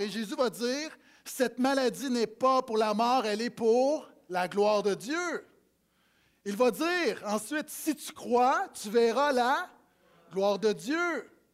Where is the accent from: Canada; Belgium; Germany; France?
Canada; Quebec; quand j'étais petit, des parties à Noël où, quand les matantes arrivaient et les mononcles parlaient en bon québécois